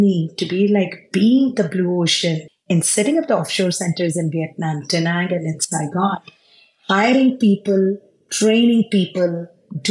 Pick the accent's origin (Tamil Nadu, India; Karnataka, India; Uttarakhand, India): Tamil Nadu, India; Tiruchirappalli; moved away as an adult; also born or lived in Bangalore / Palakkad; now in Silicon Valley, United States; I'm originally from Palakkad, born in Bangalore, brought up in Trichy